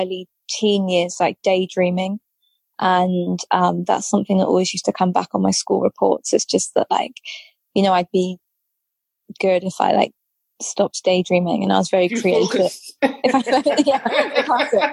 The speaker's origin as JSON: {"language": "English", "area": "Gloucestershire", "region": "South West England", "country": "United Kingdom", "tie": "born or raised there", "also_born_or_lived": "London", "moved": "yes", "said": "I grew up in Gloucestershire, in quite a small town"}